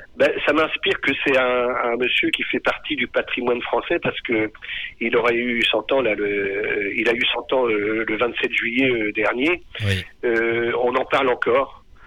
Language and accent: French; Pays de Caux, Normandy, France; je suis natif du pays de Caux comme Bourville. Je suis né à, aller à une dizaine de kilomètres du, village natal de Bourville